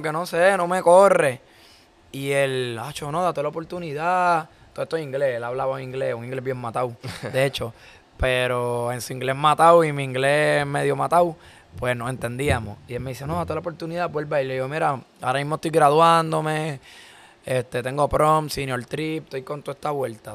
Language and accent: Spanish; Caguas, Puerto Rico; nosotros somos de Cagua